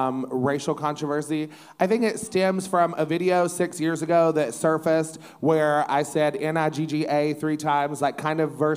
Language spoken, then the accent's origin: English; East Tennessee, United States; I come from East Tennessee